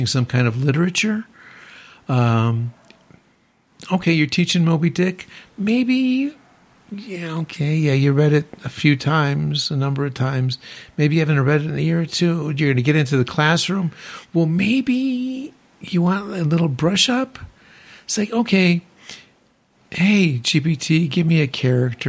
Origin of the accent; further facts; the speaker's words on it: Chicago, Illinois, United States; I'm from Chicago